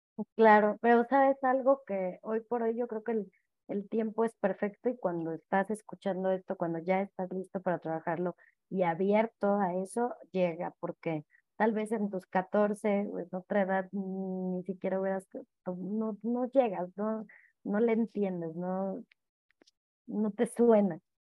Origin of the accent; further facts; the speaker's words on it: Mexico; yo allá en el tuyo